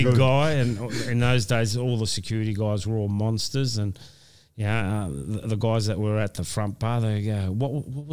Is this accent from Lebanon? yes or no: no; Wollongong, New South Wales, Australia; this is my hometown.